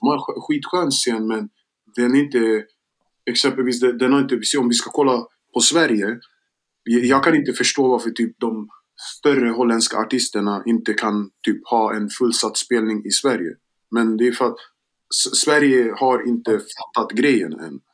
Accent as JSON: {"language": "Swedish", "country": "Gambia", "tie": "born or raised there", "moved": "yes", "lives_now": "Sweden", "said": "jag är från Västafrika, jag är från Gambia"}